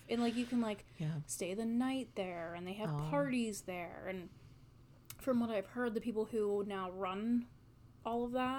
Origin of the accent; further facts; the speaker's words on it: Wheeling, West Virginia, United States; I grew up in Wheeling.